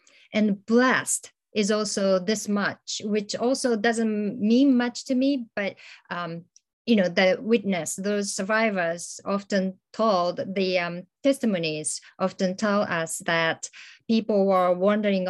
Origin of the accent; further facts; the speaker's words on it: Hiroshima, Japan; I was growing up in Hiroshima